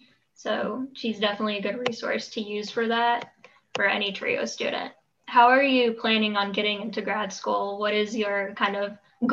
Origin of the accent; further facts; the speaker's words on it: Durham, North Carolina, United States; I'm from Durham myself